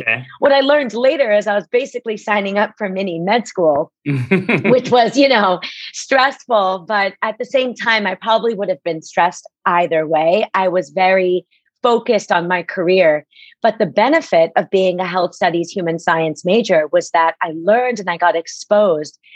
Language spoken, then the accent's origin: English; Rumson, New Jersey, United States; also born or lived in Plainfield, New Jersey; I was born in Plainfield, New Jersey, and spent most of my life growing up in Rumson, New Jersey